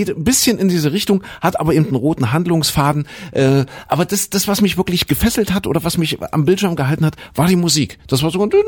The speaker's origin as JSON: {"language": "German", "town": "Zwickau", "region": "Saxony", "country": "Germany", "said": "Ich komme aus Zwigge, da wo der René herkommt."}